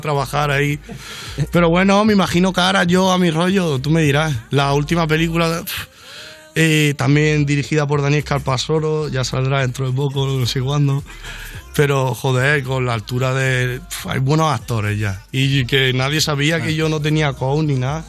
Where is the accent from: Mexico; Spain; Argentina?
Spain; Mallorca, Balearic Islands; Yo que soy de Mallorca